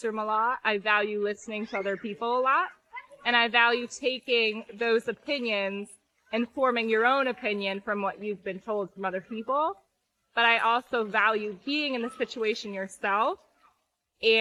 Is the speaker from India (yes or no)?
no; New England, United States; now in near New York City, United States; I'm from New England. I actually live near New York City.